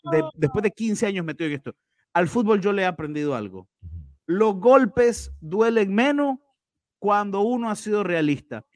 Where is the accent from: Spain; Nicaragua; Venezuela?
Nicaragua; si soy o no soy nicaragüense.